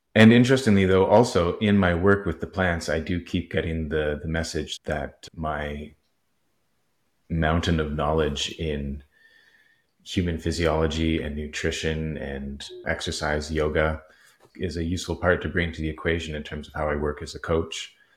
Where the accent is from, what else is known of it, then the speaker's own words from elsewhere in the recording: Vancouver, British Columbia, Canada; also born or lived in Nelson, British Columbia; I was born in Vancouver, raised fairly Catholic. Uh, at the end of elementary school, my parents moved to the Kootenays, uh, in this little town called Nelson